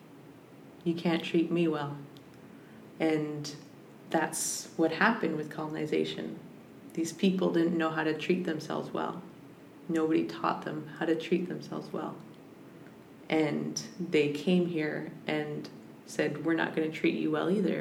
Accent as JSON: {"language": "English", "town": "Squamish", "region": "British Columbia", "country": "Canada", "tie": "born or raised there", "moved": "yes", "lives_now": "Brentwood Bay, Canada", "said": "growing up in Skolmish"}